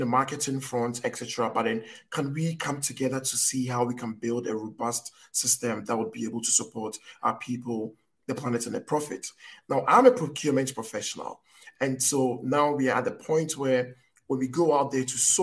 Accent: Ghana; I'm from Africa. I'm from Ghana

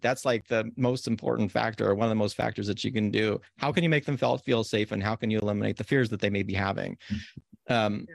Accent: Corvallis, Oregon, United States; you grew up where I grew up in Corvallis, where it's like relatively one of the safest places

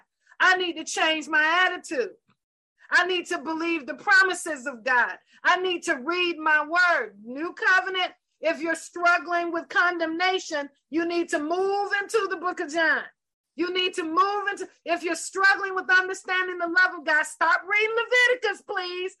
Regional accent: the South, Georgia, United States; I'm from the South. I'm from the country here in Georgia in the U.S. So we say stuff like that.

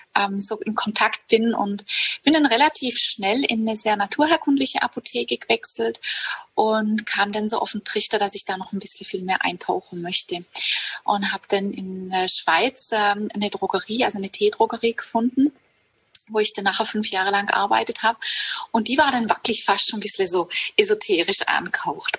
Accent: Hegau, Baden-Württemberg, Germany; ich komme aus Süddeutschland, aus dem Hegau und ich bin auch hier aufgewachsen

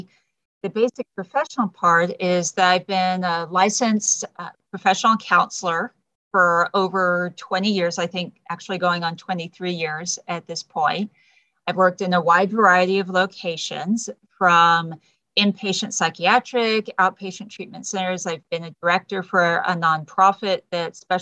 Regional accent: Texas, United States; moved away as an adult; also born or lived in California; I'm native Texan

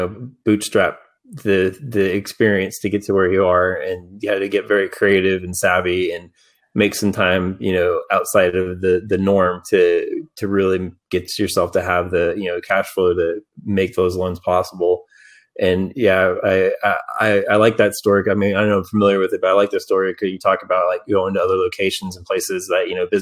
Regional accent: Dallas-Fort Worth area, Texas, United States; growing up in Dallas-Fort Worth area, you know, going to Deep Ellum back in the day for punk rock shows

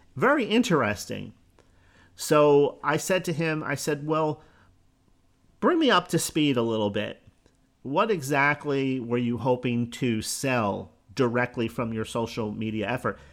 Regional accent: Newark, New Jersey, United States; Born in Newark, New Jersey, which really isn't that far from New York

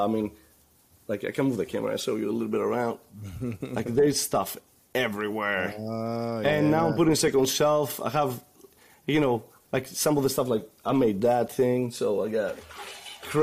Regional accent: Greece; moved away; also born or lived in Orlando; I'm originally from Greece

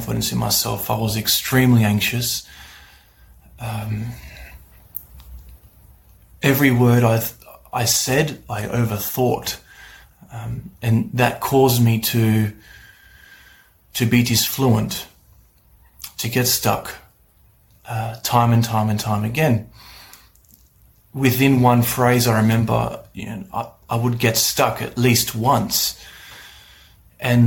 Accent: Australia; I'm from Australia

